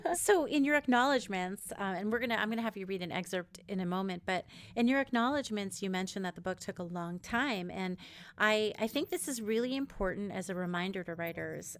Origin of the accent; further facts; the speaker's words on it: New York, United States; also born or lived in Israel; now in West Coast, United States; I'm from New York originally-ish in Israel and live in, on the West Coast now